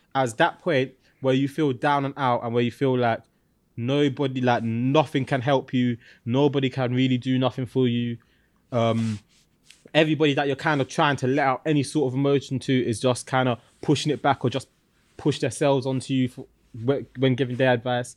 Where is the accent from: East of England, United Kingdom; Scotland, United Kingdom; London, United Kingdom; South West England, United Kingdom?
London, United Kingdom; I'm from East London